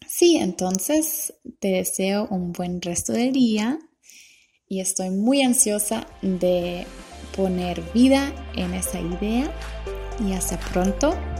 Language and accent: Spanish; Germany; Spanish is a second language; moved away; also born or lived in Costa Rica; Yo soy alemana